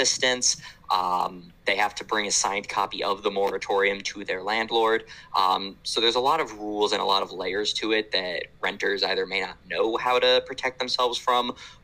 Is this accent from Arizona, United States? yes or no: no; Orlando, Florida, United States; The city of Orlando, my hometown